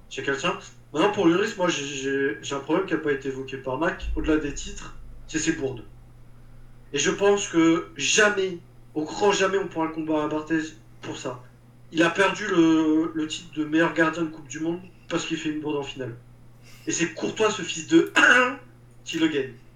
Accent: France; also born or lived in Paris / Auvergne; moi, en tant que parisien et auvergnat

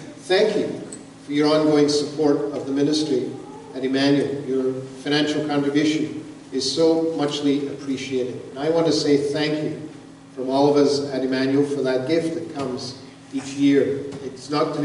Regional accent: Glasgow, Scotland, United Kingdom; moved away; I was born in Glasgow, Scotland

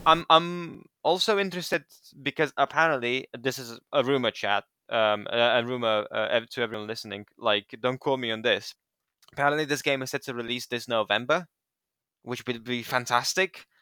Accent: Romania; I'm from Romania. I'm from Eastern Europe

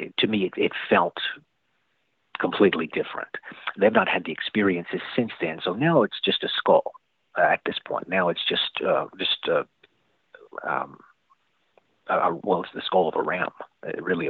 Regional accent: the rural South, United States; I was growing up in the South, the rural South, here in the Bible Belt

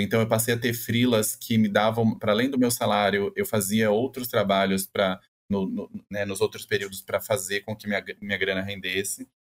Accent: Campo Grande, Mato Grosso do Sul, Brazil; moved away as an adult; now in São Paulo, Brazil; eu sou de Campo Grande, no Mato Grosso do Sul

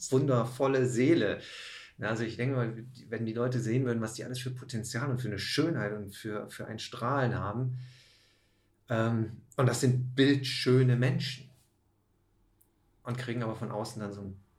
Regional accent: Rhineland, Germany; aber eigentlich schon mit 11 ich komme ja aus dem Rheinland.

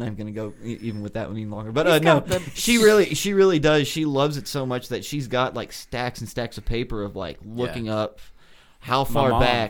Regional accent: Tennessee, United States

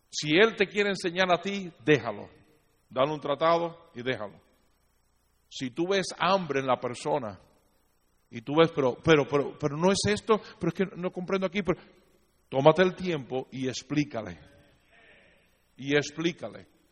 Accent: Cuba; siendo cubano

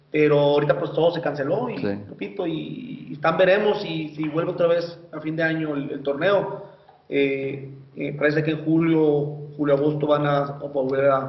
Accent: Magdalena de Kino, Sonora, Mexico; yo soy de Magdalena, Sonora, yo ahí radico, eh, eh, ahí estamos con mi familia, eh, mi esposa, mis hijos y mamá, mis hermanos.

